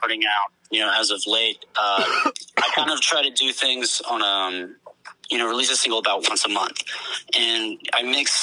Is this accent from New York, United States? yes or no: no; Austin, Texas, United States; I'm from Austin, Texas